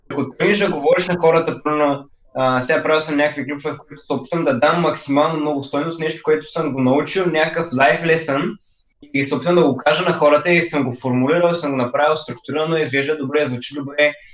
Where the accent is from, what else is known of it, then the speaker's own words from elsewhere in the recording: Varna, Varna Province, Bulgaria; от Варна съм и съм на 17 години